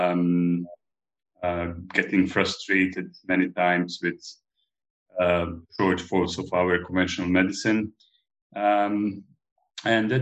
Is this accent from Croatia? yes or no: yes; Split-Dalmatia County, Croatia; moved away as an adult; also born or lived in Belgrade, Serbia; now in Malta; I come originally from Dalmatia, which is a province of Croatia in ex-Yugoslavia.